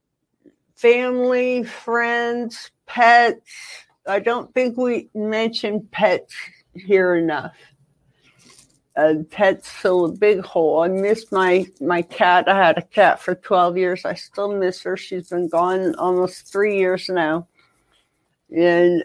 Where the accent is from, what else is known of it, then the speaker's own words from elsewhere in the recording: Ohio, United States; now in California, United States; I come from Ohio originally, 17 degrees below